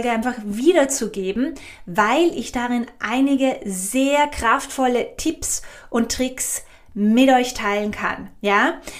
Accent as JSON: {"language": "German", "region": "Vorarlberg", "country": "Austria", "tie": "born or raised there", "said": "Äh, ich komme ja ursprünglich ganz aus dem Westen von Österreich. Ich bin ja in Vorarlberg aufgewachsen."}